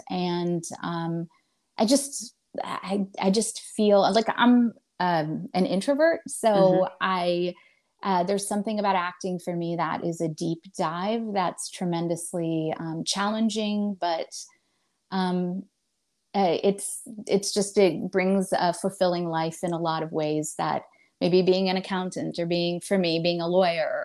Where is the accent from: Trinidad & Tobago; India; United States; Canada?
United States; Indiana; moved away as an adult; also born or lived in Chicago